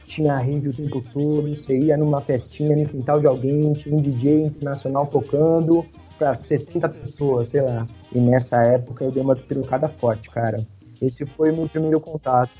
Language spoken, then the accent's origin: Portuguese; São Paulo, Brazil; eu sou de São Paulo